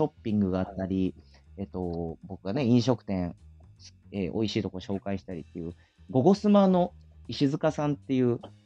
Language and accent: Japanese; Fukuoka, Japan; accent: Hakata; moved away as an adult; also born or lived in Aichi Prefecture; 出身は福岡県ですね